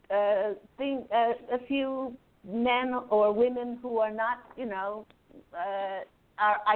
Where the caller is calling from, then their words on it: Maryland, United States; From Maryland.